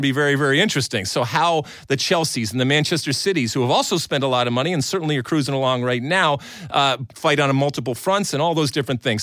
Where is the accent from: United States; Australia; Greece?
Greece; moved away; growing up in Greece